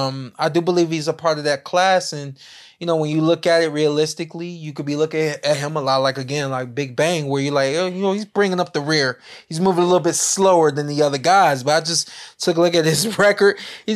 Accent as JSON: {"language": "English", "region": "New York", "country": "United States", "said": "New York. New York."}